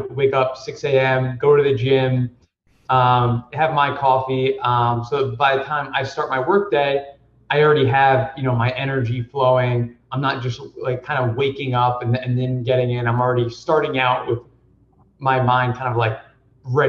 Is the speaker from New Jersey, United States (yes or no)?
yes; New Jersey, United States; I grew up in New Jersey.